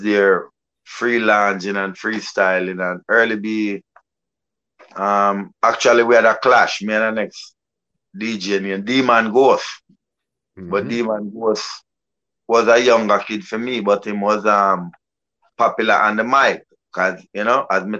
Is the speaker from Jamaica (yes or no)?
yes; Kingston, Jamaica; I was grew up in Kingston 11, Cockburn Pen.